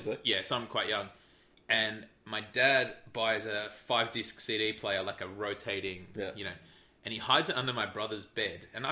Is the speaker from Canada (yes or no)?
no; Melbourne, Victoria, Australia; I grew up in West Meadows, so it's out in the northwest in the suburbs.